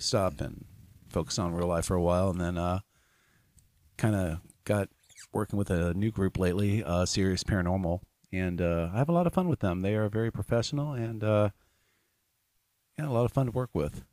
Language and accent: English; Louisville, Kentucky, United States; I am from Louisville